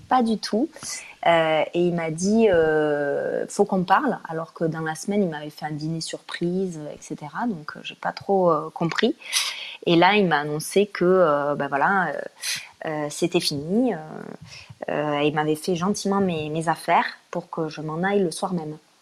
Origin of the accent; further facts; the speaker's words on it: Toulouse, Occitania, France; now in Paris, France; avec mon accent, donc je viens de Toulouse